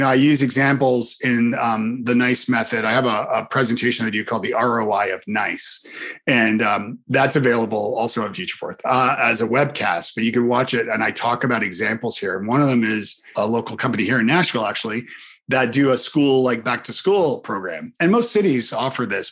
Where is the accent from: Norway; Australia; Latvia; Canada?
Canada; I'm Canadian